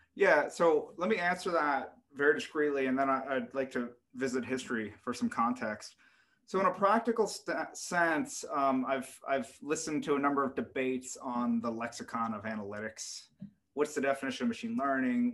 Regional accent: United States; being an American

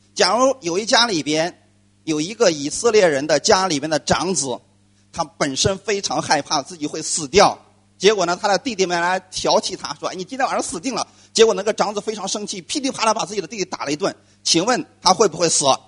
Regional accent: China; 我们中国人一直在过春节

